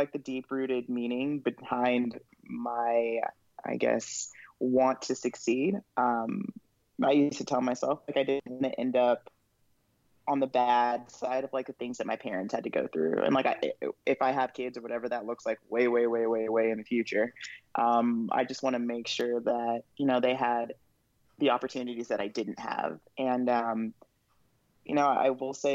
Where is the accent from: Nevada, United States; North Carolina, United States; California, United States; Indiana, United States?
California, United States; Moreno Valley; also born or lived in Los Angeles, California / Riverside, California; born and raised Southern California. Lived in Los Angeles until I was 8. That's where I was born.